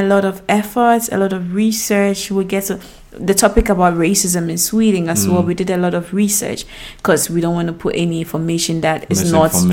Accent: Ghana; moved away; we are outside of Ghana. We are not in our home country.

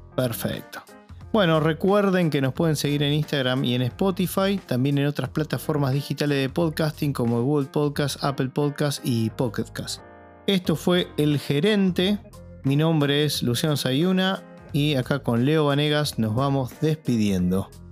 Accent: Argentina; acá en Argentina

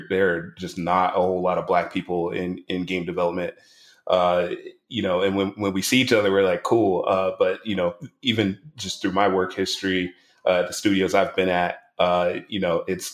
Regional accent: Savannah, Georgia, United States; moved away; my hometown in Savannah, Georgia, I try and go back and speak in my old high school

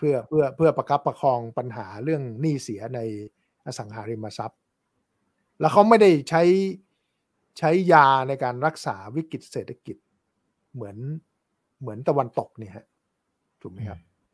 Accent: Thailand; also born or lived in New York; เราคนไทย

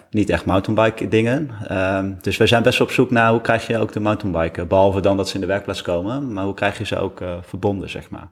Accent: Deventer, Overijssel, Netherlands; we komen zelf uit Deventer

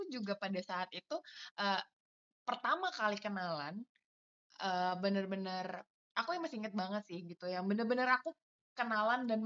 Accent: South Jakarta, Jakarta, Indonesia; sama yang kedua kan saya anak Jakarta Selatan banget ya.

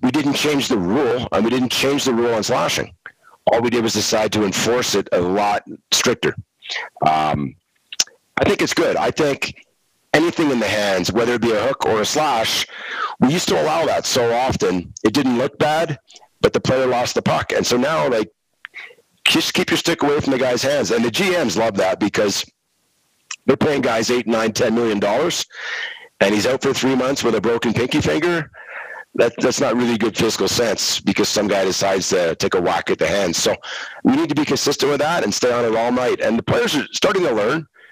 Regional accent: Montreal, Quebec, Canada; I grew up in Montreal.

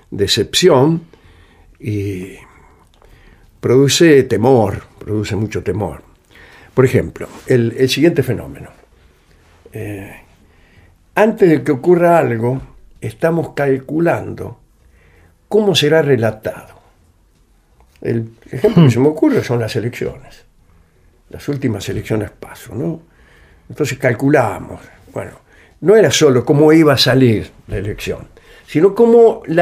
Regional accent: Morse, Buenos Aires, Argentina; Yo nací en Morse

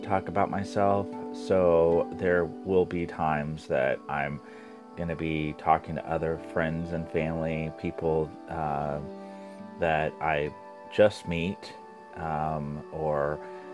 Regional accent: Springfield, Missouri, United States; I'm from the Midwest, Southwest Missouri. And I was born and raised in a small town of Springfield.

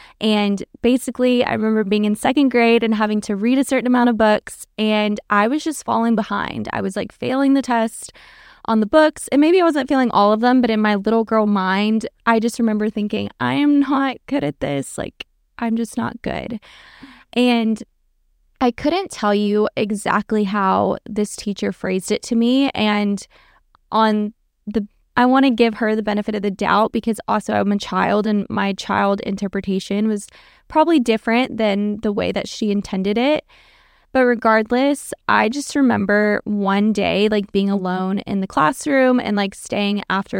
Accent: Norway; also born or lived in Texas, United States; For backstory, I was born in Texas, but my family actually moved us to Norway when I was like in kindergarten into first grade.

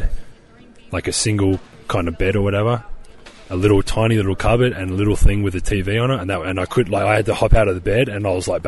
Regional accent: Adelaide, South Australia, Australia; My hometown's kind of not really known for too much. Adelaide itself is City of Churches, is what the nickname, I guess, is.

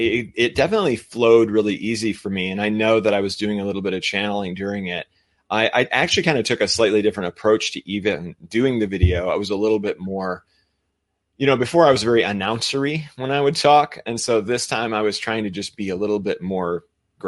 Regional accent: United States; I'm American

